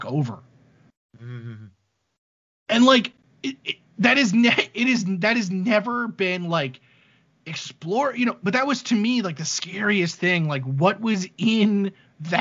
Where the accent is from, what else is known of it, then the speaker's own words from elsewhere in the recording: New York City, New York, United States; I grew up in Staten Island, New York